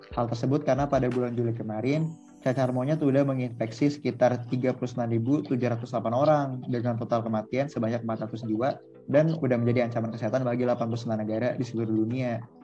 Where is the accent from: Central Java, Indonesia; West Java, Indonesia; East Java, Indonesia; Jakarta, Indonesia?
Jakarta, Indonesia; gue dari Jakarta juga